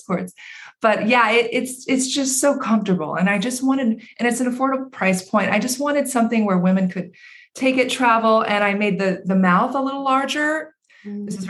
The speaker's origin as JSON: {"language": "English", "region": "Central Valley of California", "country": "United States", "tie": "born or raised there", "said": "growing up in the Central Valley of California"}